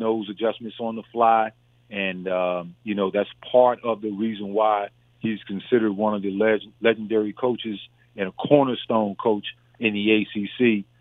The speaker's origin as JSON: {"language": "English", "region": "Southern Virginia", "country": "United States", "tie": "born or raised there", "said": "from my home, from my hometown down in Southern Virginia"}